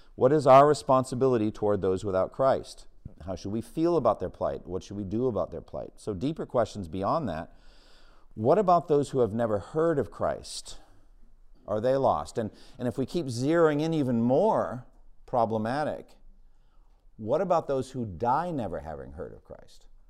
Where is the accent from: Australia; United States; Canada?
United States; Boston, Massachusetts; my hometown of Boston